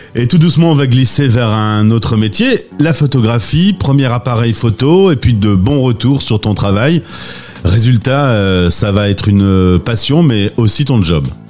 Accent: France; chez nous en France

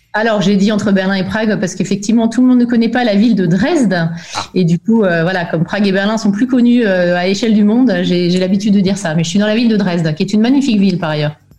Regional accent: France; moved away as an adult; also born or lived in Belgium; now in Germany; je suis née en Belgique en 1977, hein, tu sauras tout. Euh, et mes parents ont déménagé en France quand j'avais 7 ans. Donc j'ai fait tout mon parcours scolaire en France

